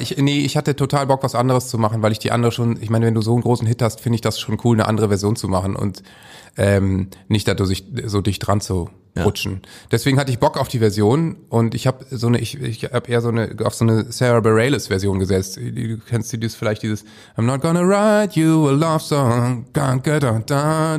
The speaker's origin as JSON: {"language": "German", "region": "Northern Germany", "country": "Germany", "said": "als Norddeutscher"}